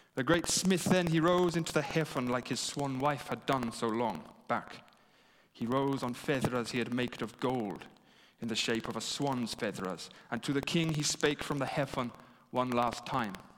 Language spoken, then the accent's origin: English; England, United Kingdom; being English and having studied history here